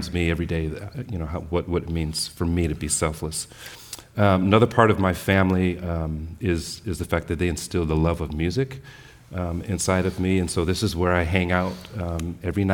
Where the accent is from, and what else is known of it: San Francisco, California, United States; born or raised there